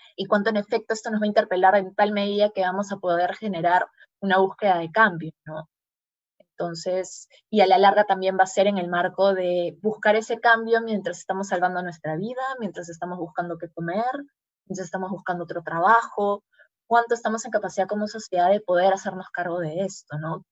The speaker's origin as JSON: {"language": "Spanish", "country": "Peru", "said": "en una sociedad como la peruana"}